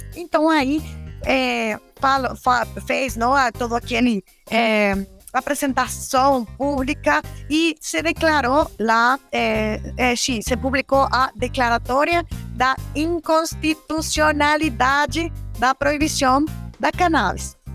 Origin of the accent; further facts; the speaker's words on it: Michoacán, Mexico; Portuguese is a second language; moved away; Eu sou mexicana, eu sou michoacana que é um estado é, é, produtor de maconha